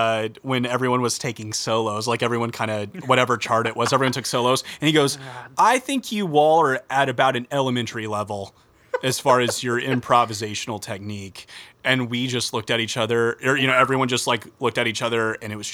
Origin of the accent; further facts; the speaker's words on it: Midwest, United States; we're from the Midwest